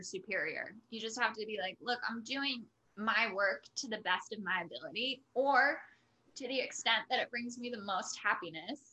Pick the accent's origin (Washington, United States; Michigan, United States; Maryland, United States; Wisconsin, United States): Washington, United States; Port Angeles; I grew up in the Northwest, so it's like literally the entrance to the Olympic National Park Visitor Center was like at the end of my childhood street.